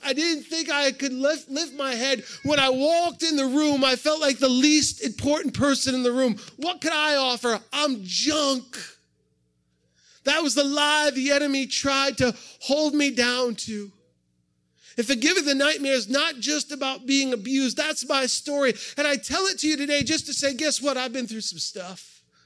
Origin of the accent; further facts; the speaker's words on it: New England, United States; also born or lived in upstate New York; now in Ohio, United States; I grew up in New England, so I'm a transplant to upstate New York. I'm a New Englander.